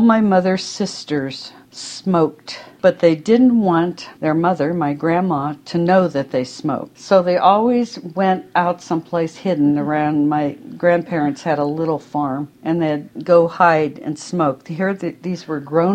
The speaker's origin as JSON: {"language": "English", "region": "Pennsylvania", "country": "United States", "tie": "born or raised there", "said": "I am 68 years old and I grew up in Pennsylvania"}